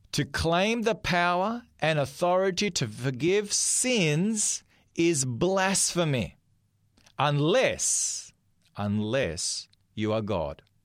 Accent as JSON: {"language": "English", "country": "Australia", "tie": "born or raised there", "said": "I'm an Australian. I was born here in this country"}